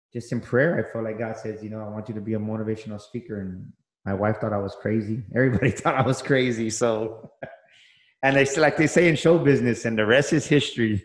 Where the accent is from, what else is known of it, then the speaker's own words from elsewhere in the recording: San Antonio, Texas, United States; I grew up here, born and raised in San Antonio